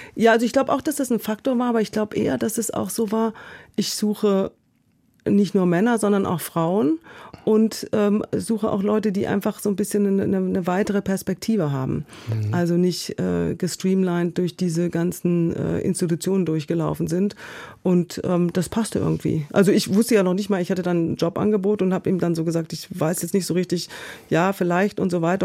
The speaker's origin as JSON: {"language": "German", "town": "Essen", "region": "North Rhine-Westphalia", "country": "Germany", "tie": "born or raised there", "also_born_or_lived": "Munich", "moved": "as an adult", "lives_now": "Berlin, Germany", "said": "ich bin in Essen aufgewachsen"}